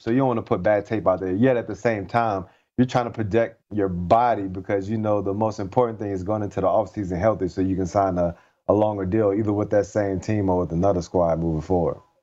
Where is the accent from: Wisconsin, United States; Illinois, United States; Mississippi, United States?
Mississippi, United States; Bay St. Louis; moved away; I'm from Bay St. Louis, Mississippi. I'm actually home right now visiting my family